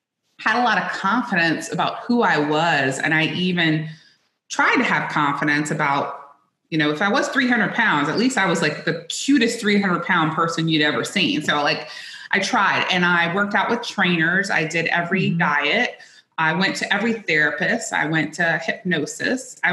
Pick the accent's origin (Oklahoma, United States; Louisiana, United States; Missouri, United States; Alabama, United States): Louisiana, United States; South; I grew up in South Louisiana, which I still to this day believe is the best food in the world.